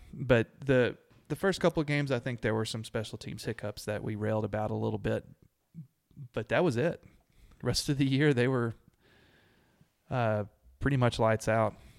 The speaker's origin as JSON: {"language": "English", "town": "Abilene", "region": "Texas", "country": "United States", "tie": "born or raised there", "said": "I grew up in Abilene"}